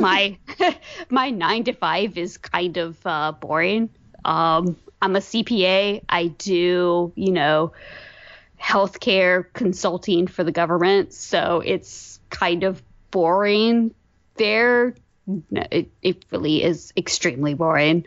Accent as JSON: {"language": "English", "region": "Virginia", "country": "United States", "said": "I am from Virginia. I grew up as a Braves fan"}